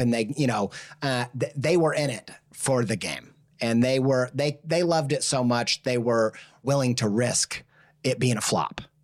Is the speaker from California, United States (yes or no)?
no; Indiana, United States; I grew up in the Midwest, uncultured